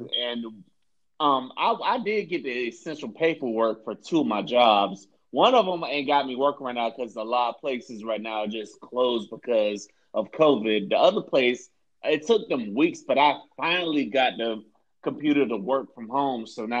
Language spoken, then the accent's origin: English; Florida, United States; Florida, my home state